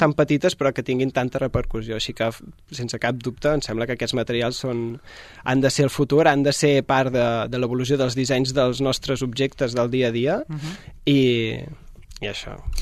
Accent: Mallorca, Balearic Islands, Spain; jo sóc de Mallorca.

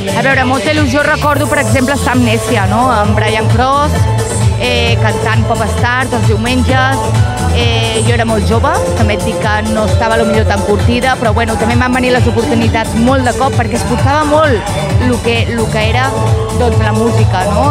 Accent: Manlleu, Catalonia, Spain; moved away; also born or lived in Vic / Barcelona; Era molt petitoneta, estava en un poble, a Manlleu

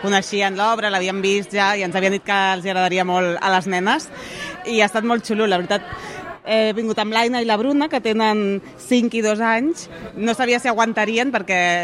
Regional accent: Barcelona, Catalonia, Spain; som de Barcelona

